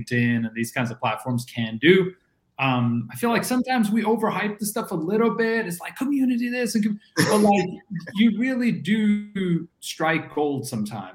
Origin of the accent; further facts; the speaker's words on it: Norway; the weird kid growing up in Norway